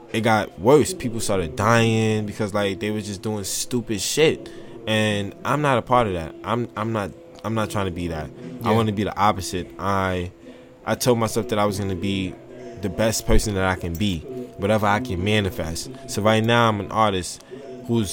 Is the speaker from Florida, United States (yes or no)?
no; New York, United States; Born and raised in Harlem, New York